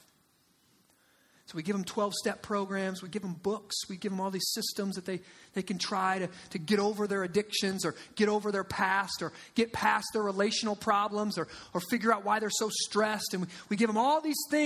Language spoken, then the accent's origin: English; Midwest, United States; Our Midwestern upbringing